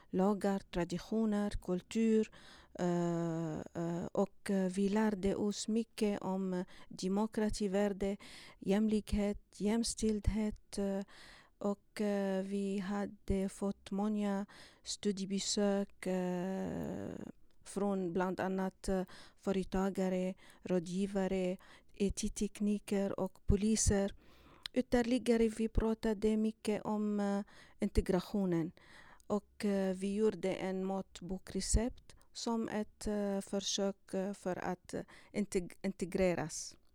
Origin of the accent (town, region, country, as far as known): Syria; Swedish is a second language; moved away as an adult; now in Sweden